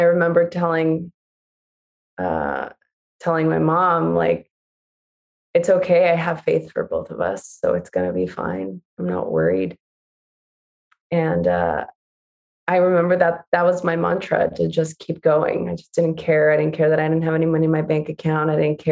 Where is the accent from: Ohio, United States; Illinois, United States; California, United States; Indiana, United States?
California, United States; Los Angeles; I grew up in East